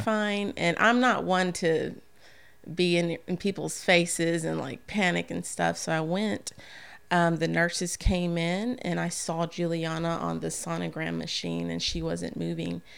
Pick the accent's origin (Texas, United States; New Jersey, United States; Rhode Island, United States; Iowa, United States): Texas, United States; San Antonio; moved away as an adult; now in Bossier City, United States; I'm from San Antonio